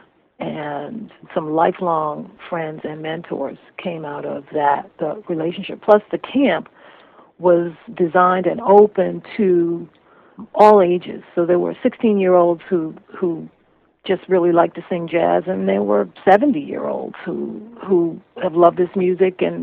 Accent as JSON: {"language": "English", "town": "Cambridge", "region": "Massachusetts", "country": "United States", "tie": "born or raised there", "said": "I grew up in Cambridge"}